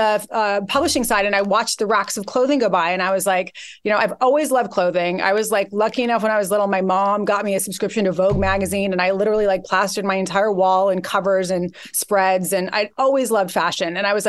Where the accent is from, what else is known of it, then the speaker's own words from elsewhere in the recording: Santa Barbara, California, United States; moved away as an adult; also born or lived in New York; I grew up in Santa Barbara, California.